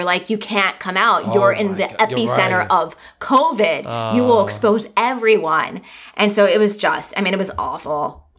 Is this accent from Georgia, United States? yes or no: no; Long Beach, California, United States; also born or lived in Orange County, California; I grew up in basically Orange County, California.